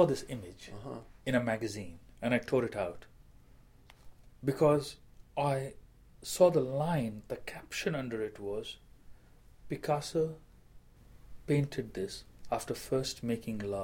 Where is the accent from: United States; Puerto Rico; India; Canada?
India; moved away; as an Indian writer